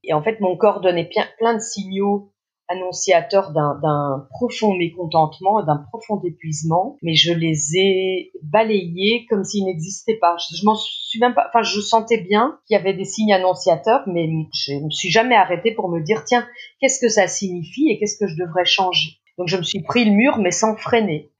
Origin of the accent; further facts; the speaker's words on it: Belgium; en Belgique puisque je suis belge